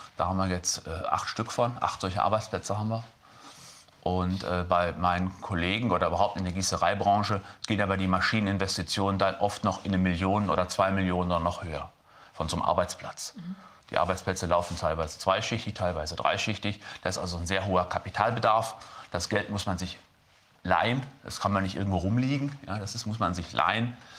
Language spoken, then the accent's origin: German; Lüdenscheid, North Rhine-Westphalia, Germany; ich komme aus Lüdenscheid, Stadt des Lichts